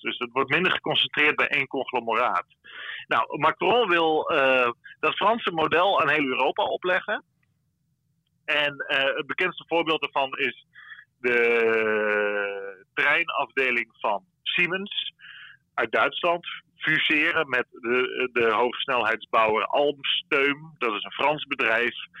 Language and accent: Dutch; Friesland, Netherlands; now in Brussels, Belgium; ik als Fries weet ook wel dat eh, mijn grootouders die kregen eh, slagen op het schoolplein eh, vroeger als ze Fries spraken